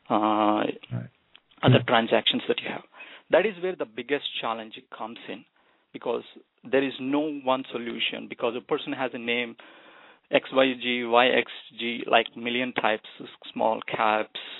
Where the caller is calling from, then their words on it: United States; from US.